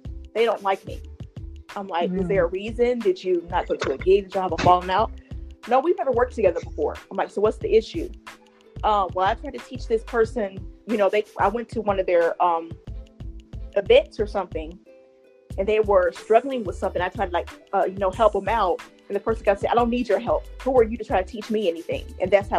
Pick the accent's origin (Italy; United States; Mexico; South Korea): United States; Georgia; also born or lived in Ohio; I moved from Ohio back home to Georgia a couple of years ago